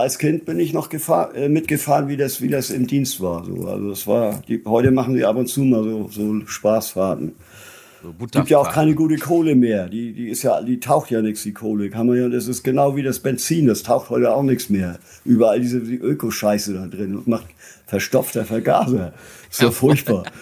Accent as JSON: {"language": "German", "town": "Lübeck", "region": "Schleswig-Holstein", "country": "Germany", "tie": "born or raised there", "also_born_or_lived": "Flensburg", "lives_now": "near Kiel, Germany", "said": "Ich bin in Travemünde geboren. Ich lebe jetzt äh, inmitten von Schleswig-Holstein in einem kleinen Dorf mitten auf dem Land in der Nähe ah, okay. von Kiel"}